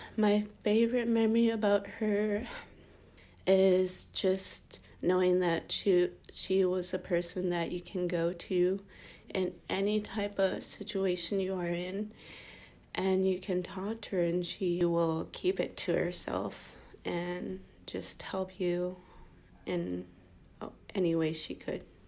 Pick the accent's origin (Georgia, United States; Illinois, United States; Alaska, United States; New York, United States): Alaska, United States; Deering; I am from Deering, Alaska